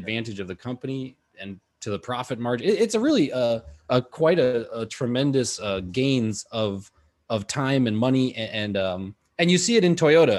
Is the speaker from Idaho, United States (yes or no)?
no; Madison, Wisconsin, United States; moved away; Madison, that's my hometown.